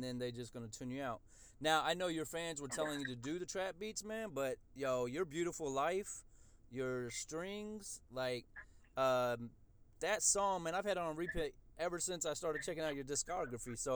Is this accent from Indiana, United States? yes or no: yes; Indianapolis, Indiana, United States; I'm from Indianapolis, so we're right down the street from you guys